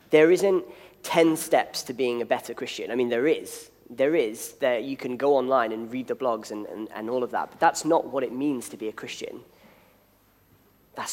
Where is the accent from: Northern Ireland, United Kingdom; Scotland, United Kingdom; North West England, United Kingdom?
North West England, United Kingdom; Liverpool; moved away; the city from which I come, I'm from Liverpool